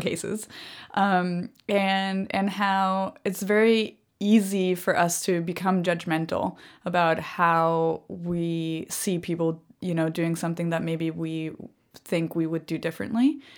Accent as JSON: {"language": "English", "country": "Germany", "tie": "born or raised there", "also_born_or_lived": "Nicaragua / Costa Rica", "said": "I grew up in Germany. And so, um, you know, the Second World War was basically a theme throughout, um, every history lesson ever taught in my school"}